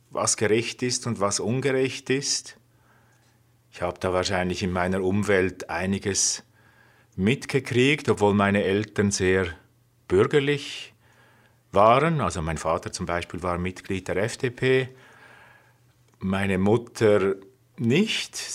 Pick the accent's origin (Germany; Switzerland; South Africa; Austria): Switzerland; Zurich; Ich bin im Kanton Zürich aufgewachsen, dort auch zur Schule gegangen.